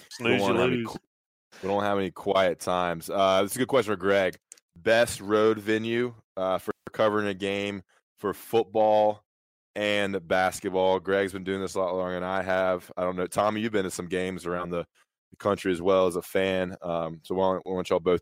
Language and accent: English; North Carolina, United States; growing up in North Carolina